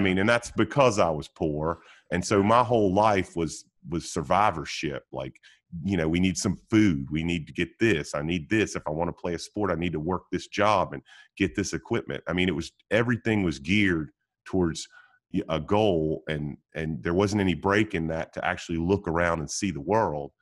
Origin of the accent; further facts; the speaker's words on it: Roanoke, Virginia, United States; also born or lived in Wilmington, North Carolina; now in Mooresville, United States; I grew up in Roanoke, Virginia, and, and went to high school in Wilmington, North Carolina